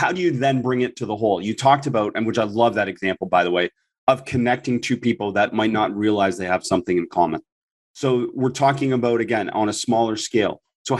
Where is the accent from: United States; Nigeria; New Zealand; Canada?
Canada; I'm Canadian. So I grew up with a government that adopted an ideology of multiculturalism, where they embrace that as a government, as in a country.